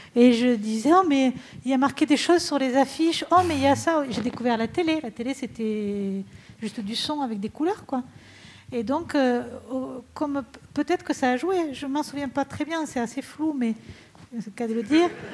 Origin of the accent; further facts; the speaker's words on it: Rodez, Occitania, France; je suis Véronèse d'origine. Donc c'était l'Aveyron et je me suis dit, ah, ben, puisque je suis née à Rodez